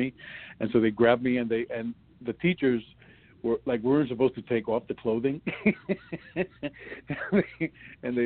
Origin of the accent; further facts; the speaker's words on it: New York City, New York, United States; moved away; also born or lived in New Jersey; I'm from the South Bronx